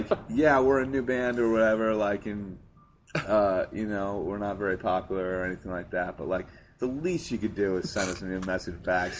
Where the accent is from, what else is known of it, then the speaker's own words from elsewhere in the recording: Hartford, Connecticut, United States; I was born in Hartford. Okay. And grew up.